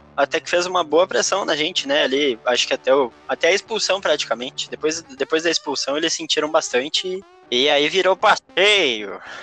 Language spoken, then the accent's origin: Portuguese; Porto Alegre, Rio Grande do Sul, Brazil; sou um coloradaço de Porto Alegre, moro bem pertinho do Beira-Rio